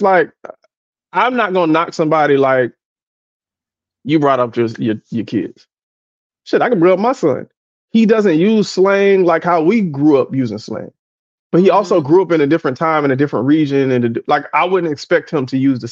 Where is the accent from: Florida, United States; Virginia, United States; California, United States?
Florida, United States; South; I grew up in South Florida